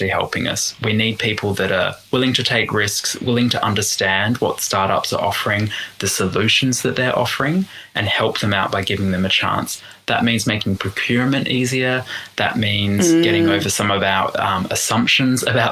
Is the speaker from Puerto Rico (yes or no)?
no; Australia